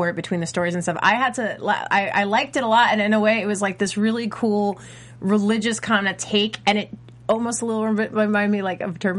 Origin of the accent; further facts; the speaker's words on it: New York, United States; I'm from New York